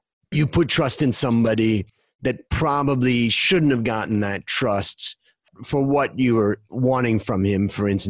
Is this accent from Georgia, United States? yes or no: no; Hudson, Ohio, United States; moved away as an adult; now in Thailand; We grew up outside of Cleveland in Little Hudson, Ohio